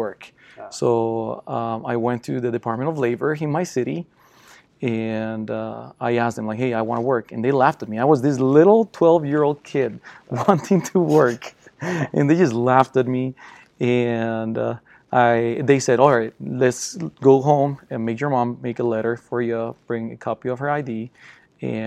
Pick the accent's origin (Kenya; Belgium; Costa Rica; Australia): Costa Rica; English is a second language; moved away as an adult; now in United States; I'm from Costa Rica, born and raised